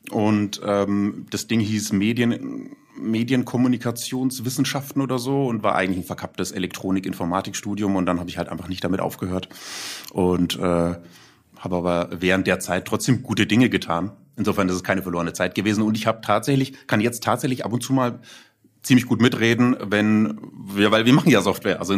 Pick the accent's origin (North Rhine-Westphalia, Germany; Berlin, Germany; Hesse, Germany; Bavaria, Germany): Bavaria, Germany; Nuremberg; freut mich sehr und dann auch als Nürnberger Digital-Urgestein bezeichnet zu werden.